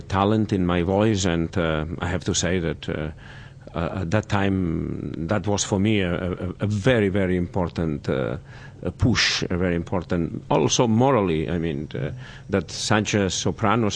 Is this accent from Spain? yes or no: yes; Barcelona, Catalonia, Spain; in my hometown in Barcelona